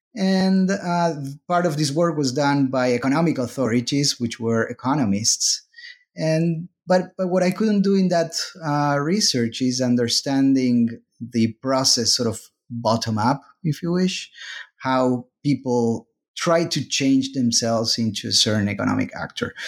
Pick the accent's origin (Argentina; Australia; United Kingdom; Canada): Argentina; moved away as an adult; now in United States; I am originally from Argentina. Then I moved, uh, to the U S, uh, for graduate school